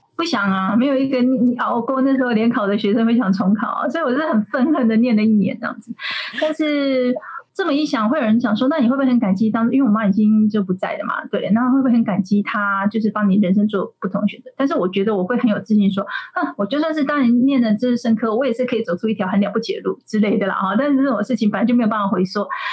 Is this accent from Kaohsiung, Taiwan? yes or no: yes; Kaohsiung, Taiwan; 我高雄人嘛